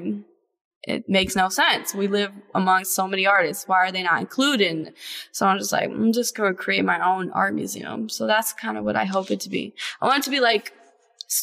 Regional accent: Cleveland Heights, Ohio, United States; I live in Cleveland now, but I was raised in Cleveland Heights, so it's still pretty close

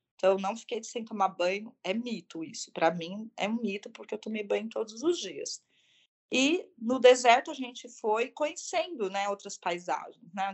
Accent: Brazil; also born or lived in São Paulo; eu como brasileira também

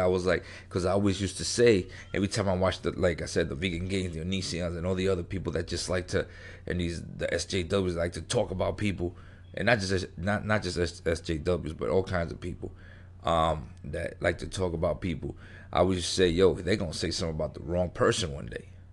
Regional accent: New York, United States; I grew up in New York, grew up in the street

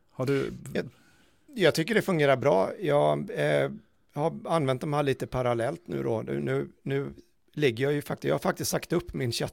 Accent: Småland, Sweden; jag är i smålänning så det ja.

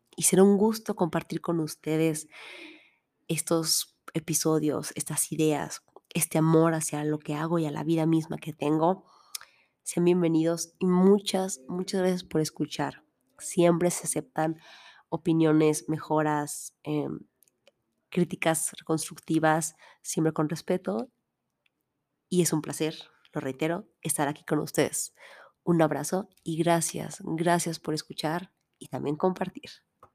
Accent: Mexico; Soy mexicana

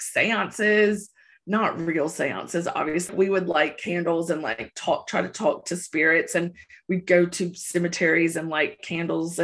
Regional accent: the South, United States; growing up in the South

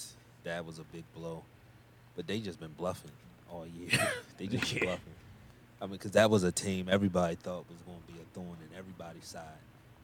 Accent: Milwaukee, Wisconsin, United States; I'm from Milwaukee. I grew up in Wisconsin.

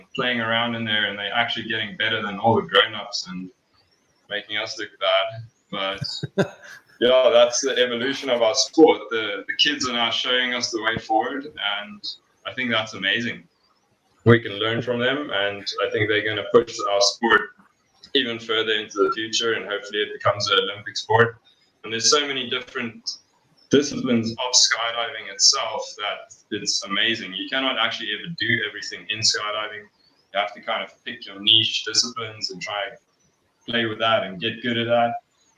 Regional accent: Johannesburg, Gauteng, South Africa; moved away as an adult; now in Malmesbury, South Africa; I grew up in Joburg. Pretty much lived my whole life in a suburb. I think it's Melville, just next to Auckland Park.

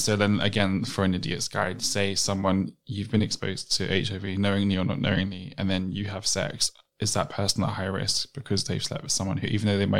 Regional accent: London, United Kingdom; I'm from South London. Though. Like, I'm from Elton, bro.

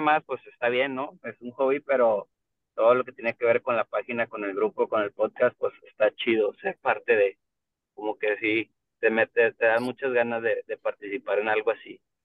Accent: Monterrey, Nuevo León, Mexico; Soy de aquí también de Monterrey, Nuevo León. Aquí nacido y crecido.

